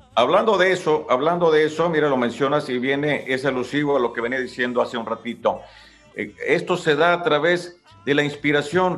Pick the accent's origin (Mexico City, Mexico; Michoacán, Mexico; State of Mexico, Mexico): Michoacán, Mexico; Ario de Rosales; ahí en Área de Rosales, de donde yo soy